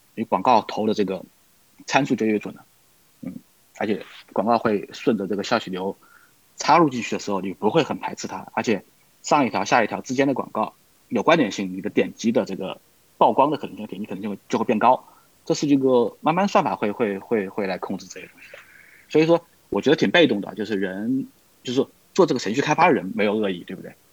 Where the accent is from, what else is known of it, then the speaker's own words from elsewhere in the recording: Wuhan, Hubei, China; now in Vancouver, Canada; 而且我老家正好是武汉的